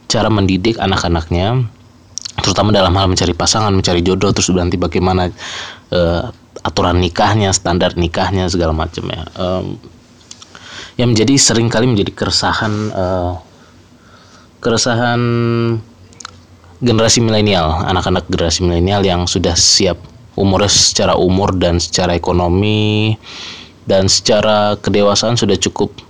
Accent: North Sumatra, Indonesia; Since gua orang Batak, jadi gua akan bahas uh, beberapa fenomena menarik seputar budaya, kultur yang dipegang oleh pegang erat oleh keluarga Batak

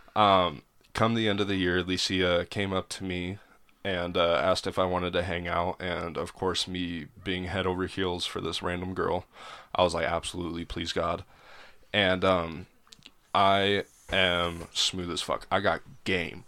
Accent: Helena, Montana, United States; moved away; Helena, Montana

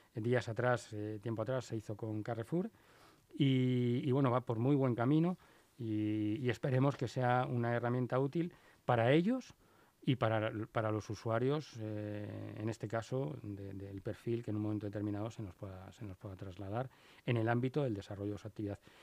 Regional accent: Spain

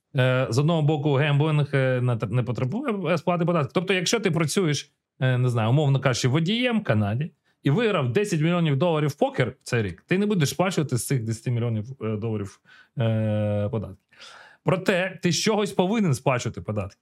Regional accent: Ukraine; ми з України, ми народилися, ми зростали в Україні

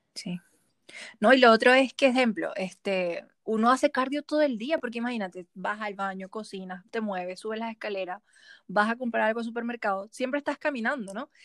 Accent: Cuyagua, Aragua, Venezuela; now in Santiago, Chile; Yo soy de Cuyagua y yo vivía todas las semanas en la playa

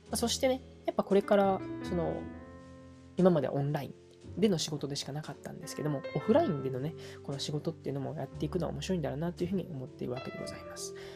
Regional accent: Uji, Kyoto, Japan; moved away as an adult; 僕のね、出身が一応京都府なんですね。

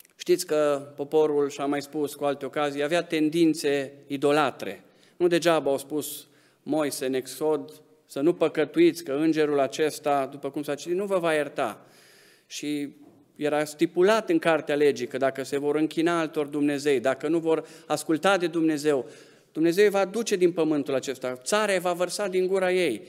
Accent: Romania; suntem români, suntem în arealul ăsta geografic

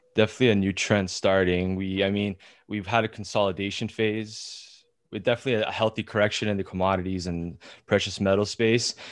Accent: Canada; us being Canadian

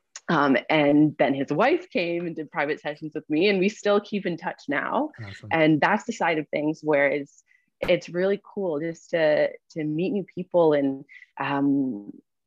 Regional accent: Burlington, Ontario, Canada; also born or lived in Hamilton, Canada / Ottawa, Canada; I'm from Burlington. So I came back to Burlington

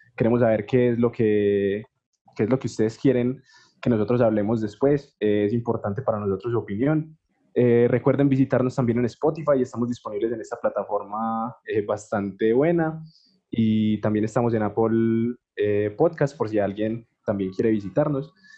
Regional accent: La Victoria, Valle del Cauca, Colombia; moved away; gran parte de mi infancia la viví en la Victoria, el Valle del Cauca

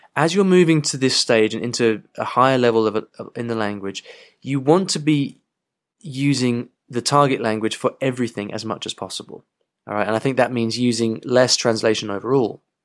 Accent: England, United Kingdom; I have perfect English 'cause I'm English

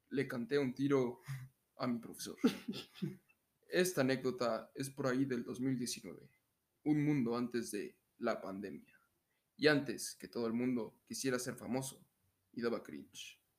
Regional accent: Mexico

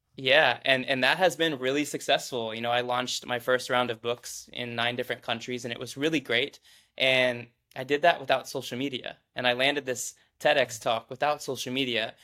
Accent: Midwest, United States; born and raised in the Midwest.

